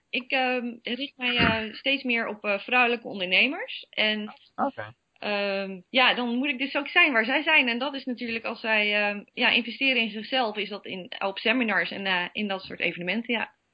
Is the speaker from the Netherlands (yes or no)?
yes; Netherlands; we zijn toch Nederlanders